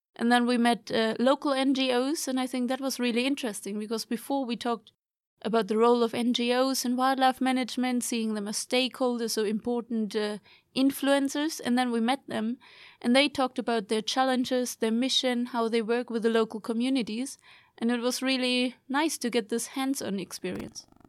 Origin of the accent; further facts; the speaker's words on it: Germany; now in Sweden; I'm from Germany, but also, I mean, going, living here in Sweden